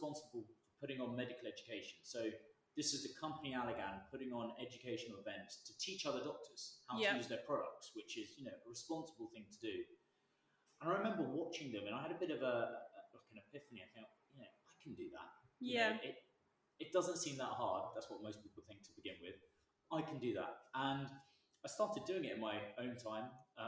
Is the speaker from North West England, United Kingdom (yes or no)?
no; Brighton, South East England, United Kingdom; I grew up in Brighton, went to school down on the coast